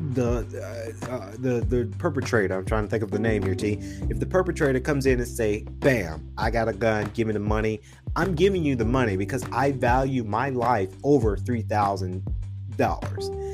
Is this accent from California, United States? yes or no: no; Macon, Georgia, United States; now in Atlanta, United States; Now we are living in Atlanta, and you guys know I'm originally from uh, Macon, Georgia